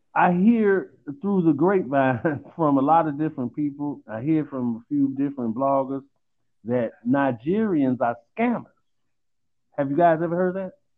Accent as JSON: {"language": "English", "town": "Chicago", "region": "Illinois", "country": "United States", "said": "I'm from Chicago"}